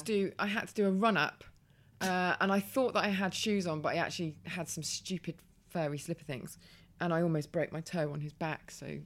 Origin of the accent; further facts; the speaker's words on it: Birmingham, West Midlands, United Kingdom; accent: Birmingham; I lost my Birmingham accent for the first part of the punchline, which sort of ruined it.